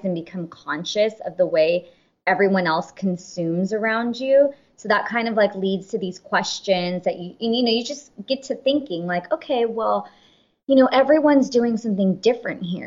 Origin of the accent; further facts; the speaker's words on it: California, United States; we are first generation, born and raised in California